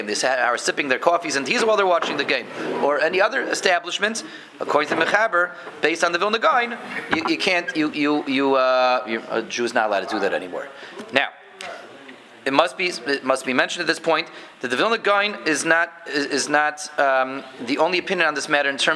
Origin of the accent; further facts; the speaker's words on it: Denver, Colorado, United States; When I was a kid growing up in Denver